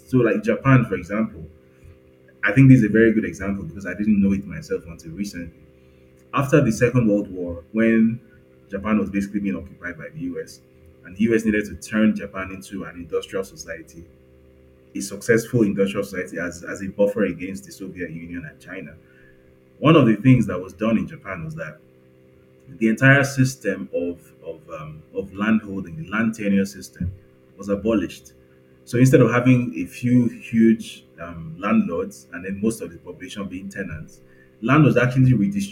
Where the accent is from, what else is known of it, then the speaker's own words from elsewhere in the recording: Lagos, Nigeria; I grew up in Lagos